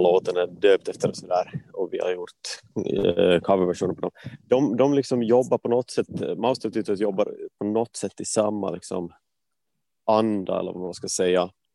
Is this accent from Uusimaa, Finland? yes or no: no; Vaasa, Ostrobothnia, Finland; moved away as an adult; also born or lived in Gothenburg, Sweden / Stockholm, Sweden; now in Sweden; alltså är född eh, i, Vasa och flyttade till Sverige för ja, men, dryga tio år sedan, tolv år sedan nästan nu